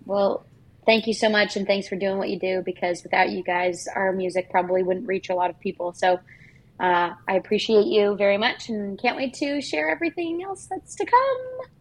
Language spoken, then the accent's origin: English; Canada; legally as a Canadian